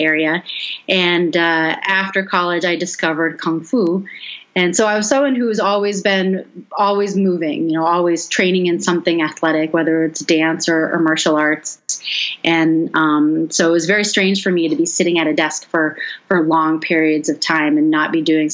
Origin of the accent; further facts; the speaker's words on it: Boston, Massachusetts, United States; moved away as an adult; also born or lived in Washington, D.C.; now in Las Vegas, United States; I grew up in Boston